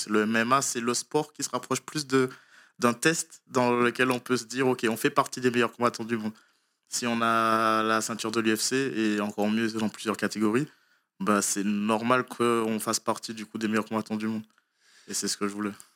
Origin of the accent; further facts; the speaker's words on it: Martinique; moved away; je viens de Martinique. J'ai commencé euh, les sports de combat là-bas